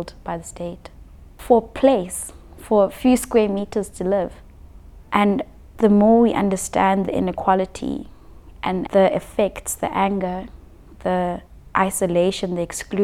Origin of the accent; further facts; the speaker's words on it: South Africa; being a South African